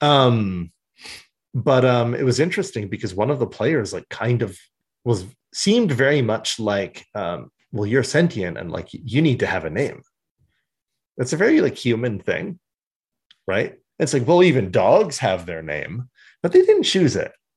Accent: Canada; We're from Canada

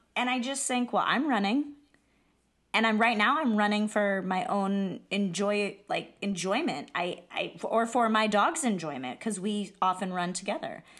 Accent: Iowa, United States; I'm from Iowa

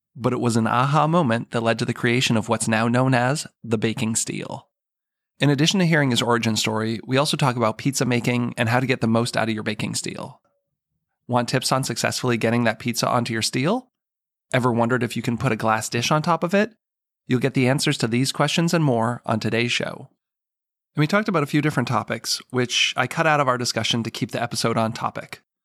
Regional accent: Marlborough, Massachusetts, United States; I'm a Boston g, like, I grew up in Massachusetts. Like, I'm from there

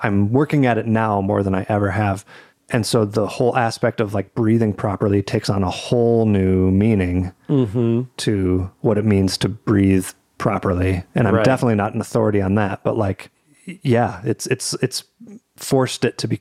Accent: United States; I'm an American

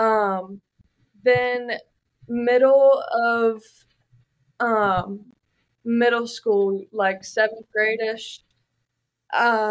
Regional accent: Gloucester, Virginia, United States; I grew up in Gloucester, Virginia

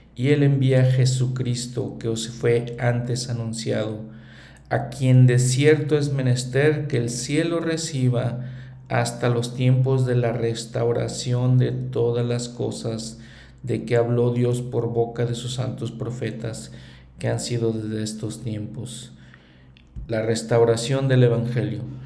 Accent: Mexico; como mexicano, para mí el libro de Mormón me enseña muchas cosas

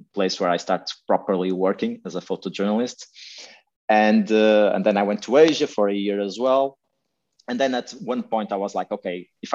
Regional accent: Porto, Norte, Portugal; moved away as an adult; also born or lived in Macau; now in Azores, Portugal; I grew up in Portugal. I was born in Porto. I lived there until I was 23.

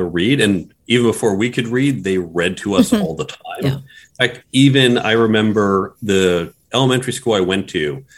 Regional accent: United States; moved away; also born or lived in Westchester, New York / North Shore of Chicago, Illinois / Boston, Massachusetts; I grew up mostly in New York and Chicago.

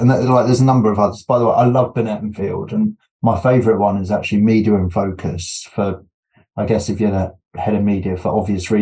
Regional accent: United Kingdom; being British

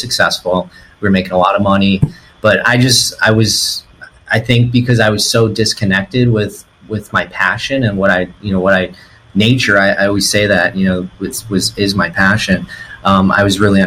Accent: Treasure Coast, Florida, United States; I grew up as a kid in the woods, where we lived growing up on the Treasure Coast in the early 90s.

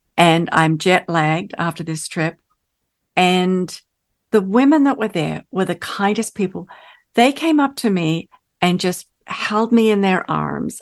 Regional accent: Australia; moved away as an adult; also born or lived in England; now in United States; growing up in Australia, I was the youngest of four

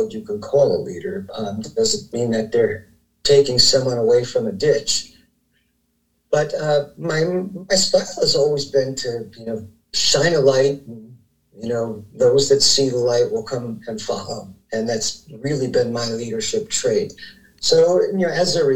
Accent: New Jersey, United States; moved away; I grew up back in New Jersey in a family of seven

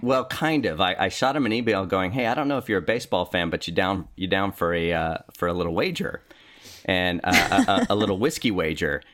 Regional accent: Richmond, California, United States; also born or lived in Norwalk, California; now in Sacramento, United States; East Bay, specifically

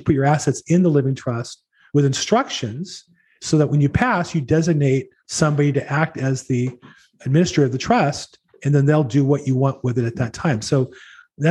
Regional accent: La Habra, California, United States; also born or lived in Los Angeles County, California / Florida; I grew up in La Habra.

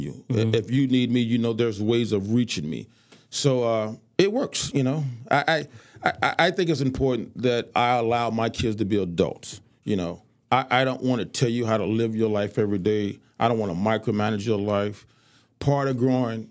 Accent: Chicago, Illinois, United States; moved away; growing up in Chicago

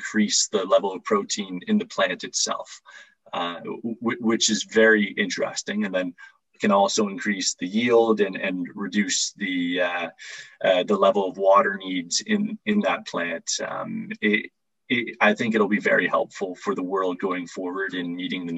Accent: Toronto, Ontario, Canada; now in Oxford, United Kingdom; I'm living in Oxford, United Kingdom. I'm from Toronto, Canada

